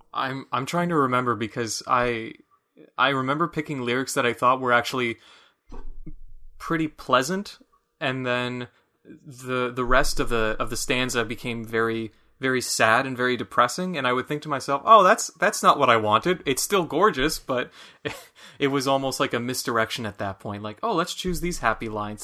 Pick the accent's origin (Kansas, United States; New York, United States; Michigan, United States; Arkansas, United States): Michigan, United States; accent: Michiganian; my Michiganian accent